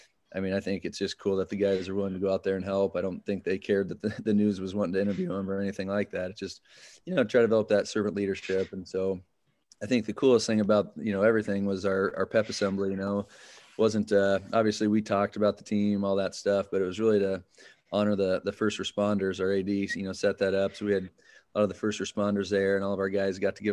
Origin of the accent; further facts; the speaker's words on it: Winterset, Iowa, United States; born and raised in Winterset. I mean, lived here a majority of my life, other than the college days